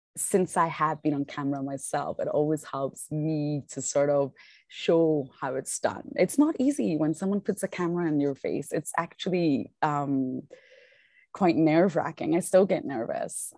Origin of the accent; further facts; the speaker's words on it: Scotland, United Kingdom; now in South Africa; I'm from Scotland